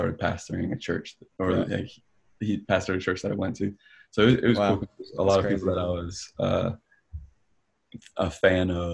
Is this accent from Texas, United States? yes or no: no; Cleveland, Ohio, United States; moved away as an adult; now in Atlanta, United States; I'm originally from Cleveland, Ohio, actually. So I made the transition about 5 years ago, moved from Cleveland.